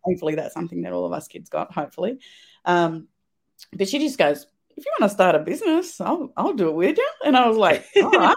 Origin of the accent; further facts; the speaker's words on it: Swan Hill, Victoria, Australia; also born or lived in Kerang, Victoria / Adelaide Hills, South Australia / Geelong, Victoria; I've been born and raised in Victoria.